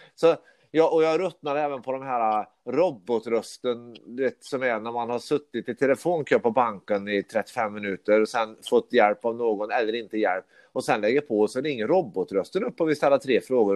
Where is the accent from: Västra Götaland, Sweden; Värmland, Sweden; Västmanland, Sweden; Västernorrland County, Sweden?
Värmland, Sweden; Karlstad; now in Stockholm, Sweden; jag bor i Stockholm, men jag är från Karlstad